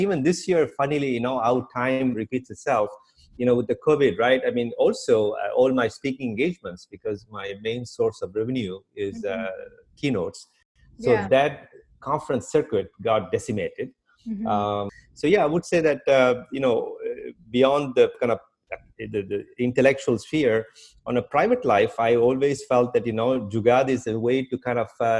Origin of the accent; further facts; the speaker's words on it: India; now in Brooklyn, United States; Indians, we leave India